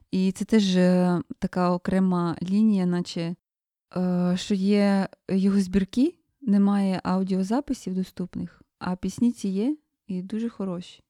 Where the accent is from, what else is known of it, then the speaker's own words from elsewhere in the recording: Chernihiv Oblast, Ukraine; я з Чернігівської, е, з Чернігівської області